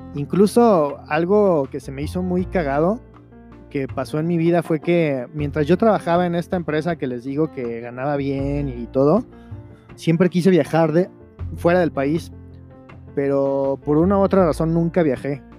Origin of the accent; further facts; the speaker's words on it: Veracruz, Mexico; moved away as an adult; also born or lived in Chihuahua / Mexico City / Querétaro; yo soy jarocho, yo soy de Veracruz